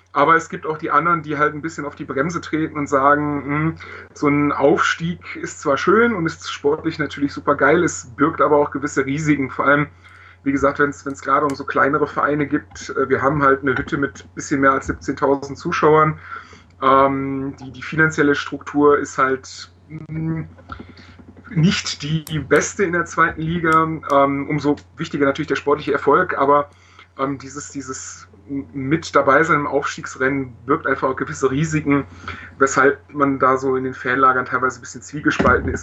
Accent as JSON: {"language": "German", "town": "Augsburg", "region": "Bavaria", "country": "Germany", "also_born_or_lived": "Heidenheim", "said": "Ursprünglich komme ich aus Augsburg und wohne da."}